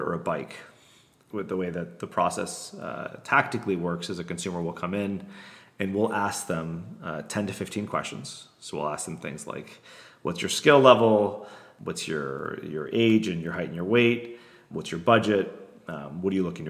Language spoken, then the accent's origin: English; Florida, United States; I'm from Florida